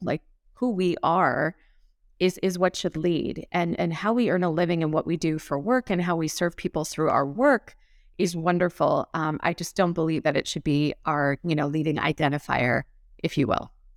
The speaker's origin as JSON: {"language": "English", "town": "Los Angeles", "region": "California", "country": "United States", "tie": "born or raised there", "moved": "as an adult", "lives_now": "Scottsdale, United States", "said": "I grew up in Los Angeles"}